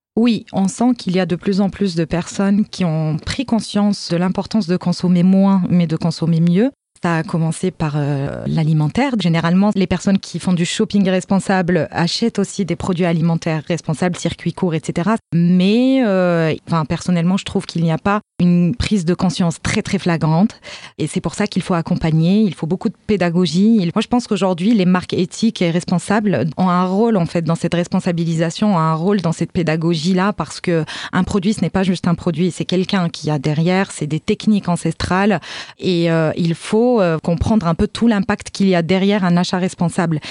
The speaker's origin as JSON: {"language": "French", "country": "Morocco", "said": "en tant que marocaine"}